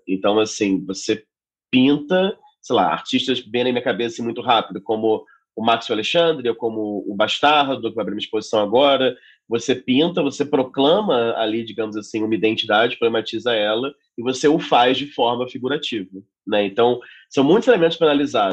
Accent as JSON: {"language": "Portuguese", "region": "Rio de Janeiro", "country": "Brazil", "tie": "born or raised there", "moved": "as an adult", "lives_now": "São Paulo, Brazil", "said": "Sou nascido e criado no Rio de Janeiro"}